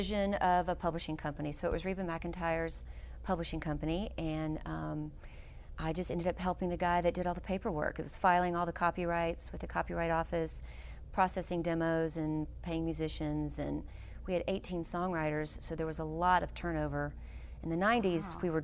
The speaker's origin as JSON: {"language": "English", "town": "Nashville", "region": "Tennessee", "country": "United States", "tie": "born or raised there", "also_born_or_lived": "Arizona", "said": "Nashville, which is my hometown"}